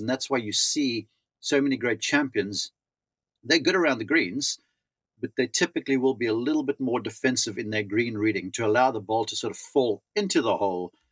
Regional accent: South Africa; moved away as an adult; growing up in South Africa.

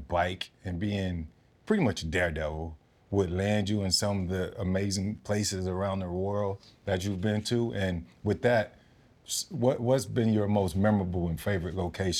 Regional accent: the South, United States; where I'm from in the South, we rode bikes

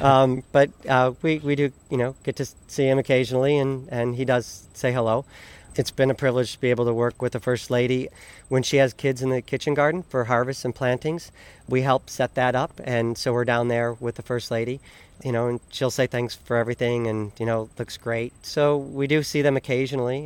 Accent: Michigan, United States; moved away; I'm from Michigan.

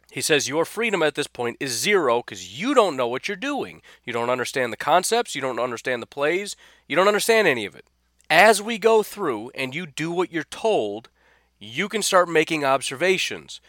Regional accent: Illinois, United States; I, I grew up in Illinois

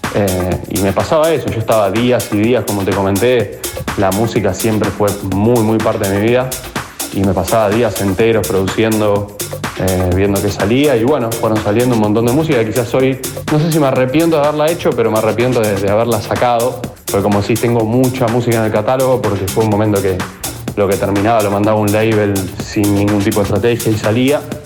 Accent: Zona Sur, Buenos Aires Province, Argentina; soy acá de Zona Sur, nacido en Capital, pero, pero criado acá en Zona Sur desde muy chico.

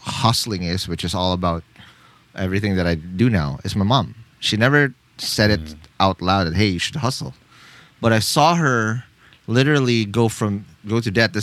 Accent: Philippines; I come from the Philippines, born and raised here

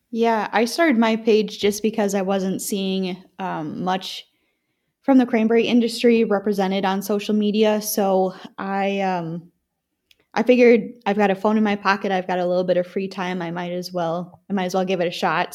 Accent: Wisconsin, United States; growing up in Wisconsin

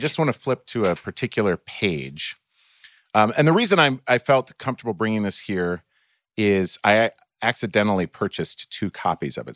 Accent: Minnesota, United States; also born or lived in Ohio; when I was eight years old and we moved from Ohio to Minnesota

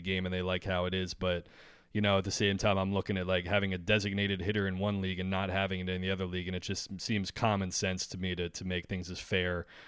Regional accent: United States; as an American who grew up watching, you know, baseball and football

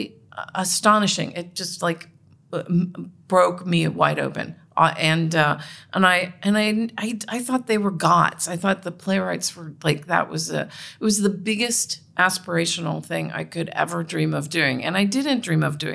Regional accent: Cincinnati, Ohio, United States; I was raised in Cincinnati in a Catholic, you know, in a Catholic Republican household

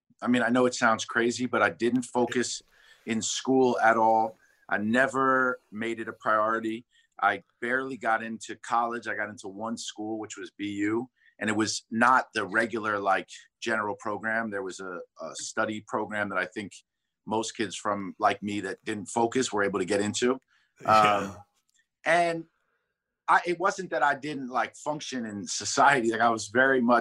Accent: New York City, New York, United States; I'm from Manhattan. I grew up on the Upper West Side.

